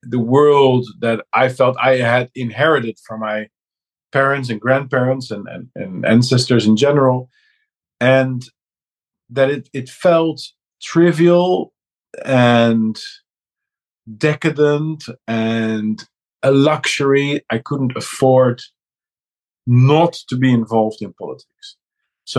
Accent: Netherlands; also born or lived in Amsterdam; I'm a guy from the Netherlands

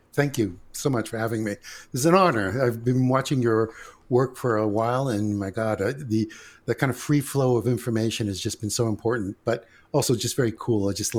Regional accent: Greece; now in United States; We came from Greece. My mother's from the base of Mount Olympus. My father is from the northern Macedonian mountains. And basically what happened is we came via Ellis Island to the United States.

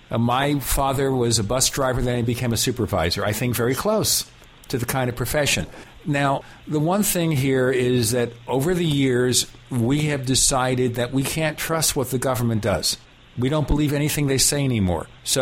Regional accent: New York City, New York, United States; moved away; also born or lived in Minnesota; when I was a kid growing up in Brooklyn, New York

